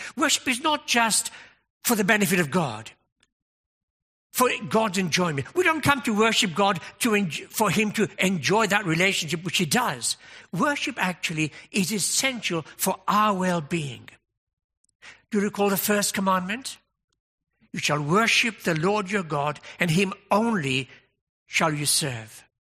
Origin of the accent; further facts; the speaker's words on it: United Kingdom; we're British